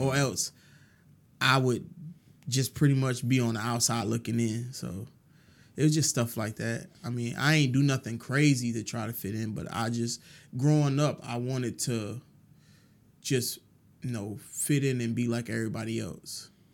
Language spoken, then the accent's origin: English; New York City, New York, United States; moved away as an adult; also born or lived in Brooklyn, New York; now in Augusta, United States; born and raised in, partially in Brooklyn and most of my life in Queens.